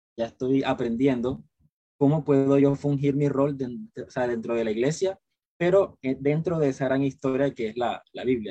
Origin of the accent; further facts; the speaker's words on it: Cartagena, Bolívar, Colombia; Yo soy, eh, de Cartagena, Colombia